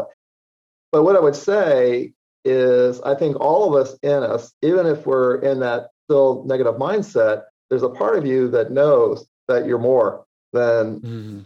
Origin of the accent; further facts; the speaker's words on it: Washington, District of Columbia, United States; I grew up in the Washington, D.C. area